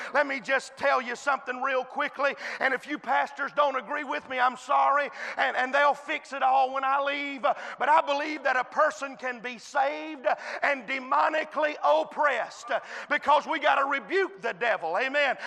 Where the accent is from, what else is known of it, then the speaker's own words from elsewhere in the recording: United States; I was born in the United States of America